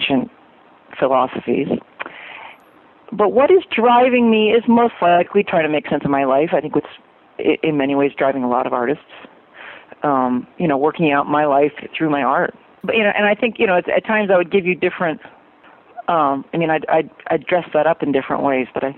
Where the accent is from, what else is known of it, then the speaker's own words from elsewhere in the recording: New Hampshire, United States; now in Utah, United States; I'm originally from New Hampshire